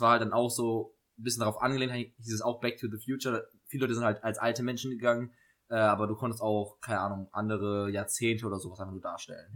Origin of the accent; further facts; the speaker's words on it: Saarland, Germany; aus, dem Saarland